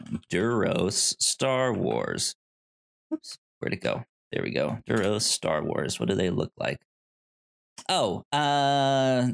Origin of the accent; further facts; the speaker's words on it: the South, United States; I'm from the South